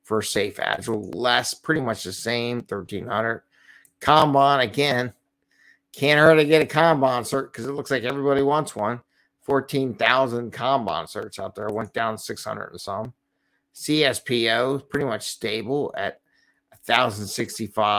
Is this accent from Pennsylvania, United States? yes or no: yes; Philadelphia, Pennsylvania, United States; Philly, my hometown